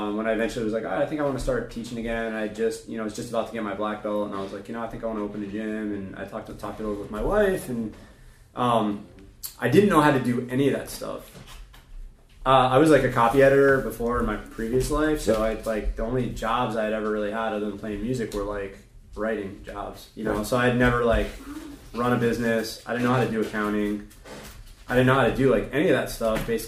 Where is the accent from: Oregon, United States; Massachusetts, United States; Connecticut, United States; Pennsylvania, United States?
Connecticut, United States; West Hartford; I'm from Hartford, Connecticut, West Hartford, Connecticut